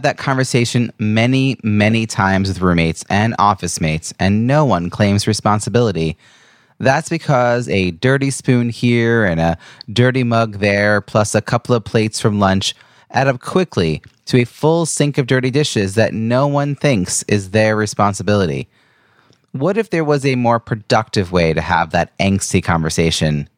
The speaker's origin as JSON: {"language": "English", "area": "Long Island", "region": "New York", "country": "United States", "tie": "born or raised there", "said": "my hometown area of Long Island, New York"}